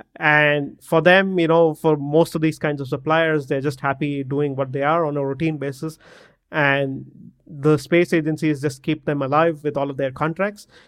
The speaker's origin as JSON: {"language": "English", "town": "Bangalore", "region": "Karnataka", "country": "India", "said": "I'm from Bangalore in India"}